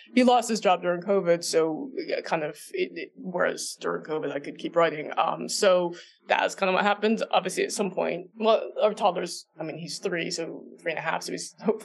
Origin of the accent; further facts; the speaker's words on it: New Jersey, United States; moved away; I grew up in New Jersey